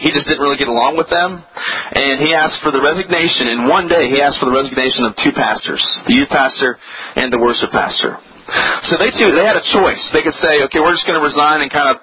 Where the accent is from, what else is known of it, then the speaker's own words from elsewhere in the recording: Virginia, United States; I grew up on the East Coast in a little state called Virginia, and it's just south of Washington, D.C.